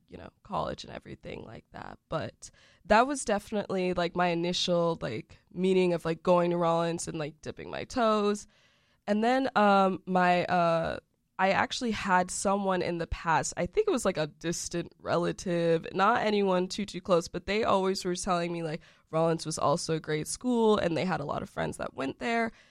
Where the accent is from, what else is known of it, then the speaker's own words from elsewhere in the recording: Windermere, Florida, United States; also born or lived in Orlando, Florida; I'm actually originally from Orlando, Florida, but more specifically, I grew up in Windermere